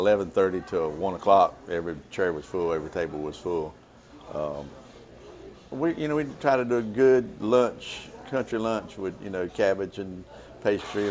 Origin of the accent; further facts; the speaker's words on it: Bethel, North Carolina, United States; also born or lived in Ayden, North Carolina; I was born and raised in Bethel, local guy